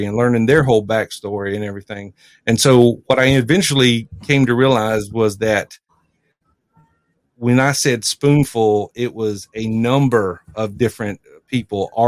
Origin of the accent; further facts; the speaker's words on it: South Carolina, United States; I'm from South Carolina, South Carolina native